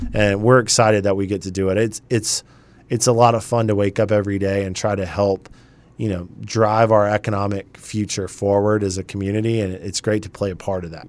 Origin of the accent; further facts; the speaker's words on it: Charleston, South Carolina, United States; also born or lived in Greer, South Carolina; now in Winston-Salem, United States; I grew up in Charleston, South Carolina